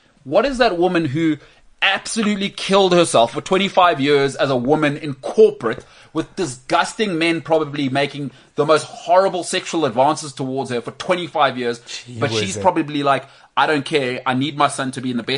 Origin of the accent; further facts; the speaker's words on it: Bryanston, Gauteng, South Africa; I grew up in Bryanston